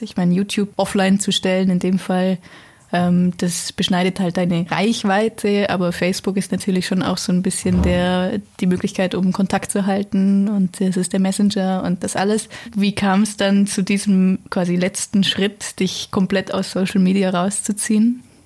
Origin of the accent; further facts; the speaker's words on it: Allgäu, Bavaria, Germany; bei uns im Allgäu